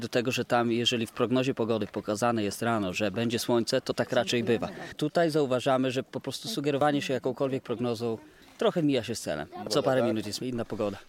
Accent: Warmian-Masurian Voivodeship, Poland; My jesteśmy akurat z Mazur

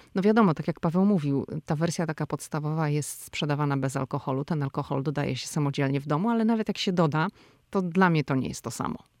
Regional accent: Poland; moved away as an adult; now in United States; przyjechaliśmy z Polski i wyrastaliśmy w domach, gdzie choinkę ubierało się no albo w Wigilię

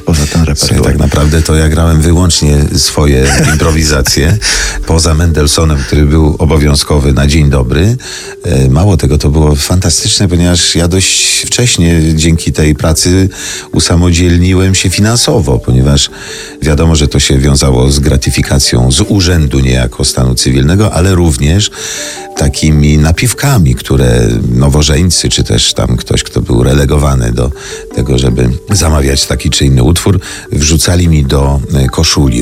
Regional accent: Brzeziny, Łódź Voivodeship, Poland; moved away; w moim rodzinnym miasteczku w Brzezinach szkołę muzyczną

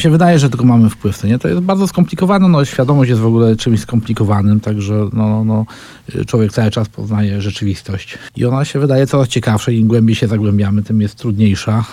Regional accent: Lesko, Subcarpathian Voivodeship, Poland; mieszkałem w dzieciństwie tam w Lesku

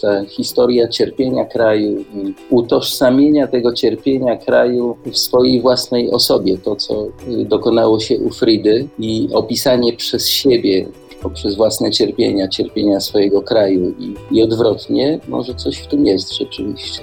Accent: Poland; moved away as an adult; also born or lived in Mexico; no z Polski jestem

